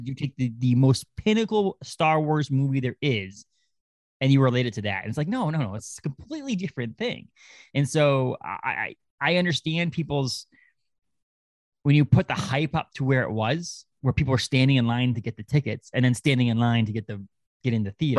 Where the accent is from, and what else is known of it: Orrington, Maine, United States; born or raised there; moved away as an adult; also born or lived in Kittery, Maine / Massachusetts